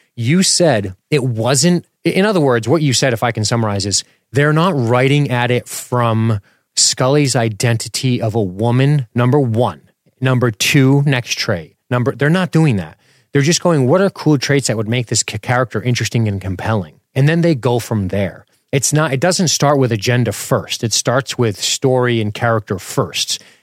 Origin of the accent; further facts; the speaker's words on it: Florida, United States; I grew up in Florida with a single mother who was in law enforcement